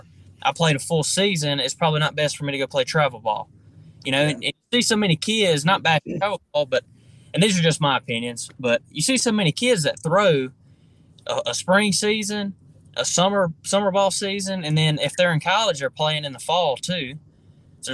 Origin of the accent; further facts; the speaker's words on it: Foxworth, Mississippi, United States; I grew up in Foxworth, Mississippi. I was a really, really small town.